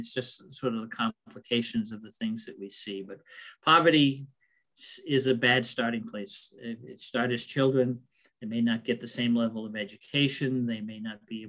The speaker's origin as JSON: {"language": "English", "town": "Lebanon", "country": "United States", "tie": "born or raised there", "said": "growing up in Lebanon during the 60s and 70s"}